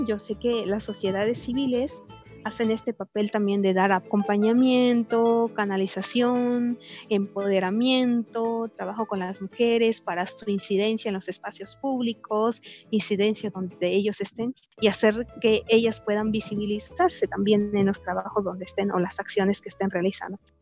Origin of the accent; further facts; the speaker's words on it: Chiapas, Mexico; soy del estado de Chiapas, mujer maya tzeltal